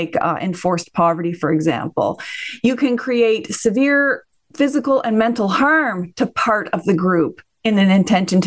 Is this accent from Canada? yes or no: yes; Canada